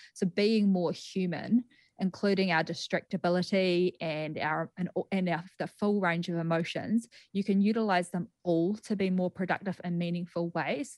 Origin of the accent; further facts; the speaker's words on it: Greymouth, West Coast, New Zealand; moved away as an adult; also born or lived in Christchurch, New Zealand / New York, United States; now in Las Vegas, United States; So I'm from Greymouth originally, and I studied at the University of Canterbury and then moved over to the U S in two thousand and thirteen.